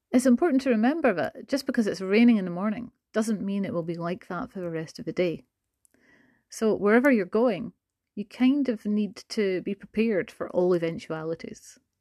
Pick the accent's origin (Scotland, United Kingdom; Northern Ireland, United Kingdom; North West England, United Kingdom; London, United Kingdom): Scotland, United Kingdom; also born or lived in Glasgow; I'm a Scottish English language teacher living in Glasgow in the U K